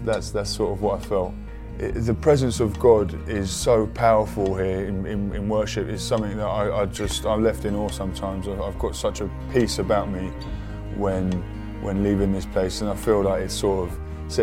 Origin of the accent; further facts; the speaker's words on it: West Sussex, South East England, United Kingdom; I'm originally from West Sussex and grew up on a farm.